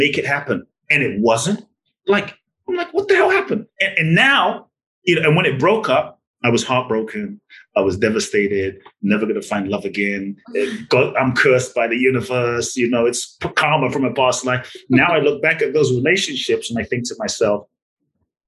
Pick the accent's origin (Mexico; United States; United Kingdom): United Kingdom; London; moved away; I grew up in London, so I grew up with soccer